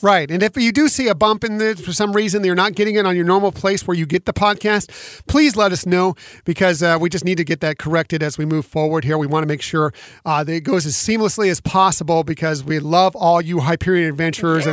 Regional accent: West Coast, United States; I grew up personally on the West Coast going to Disneyland

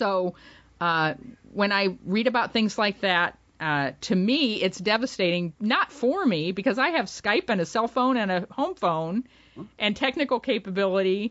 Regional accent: Ravenna, Ohio, United States; Ohio, which is my state of birth. I was born in Ravenna

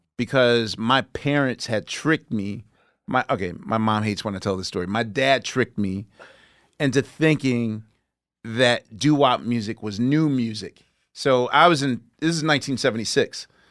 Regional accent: Philadelphia, Pennsylvania, United States; my hometown of Philadelphia

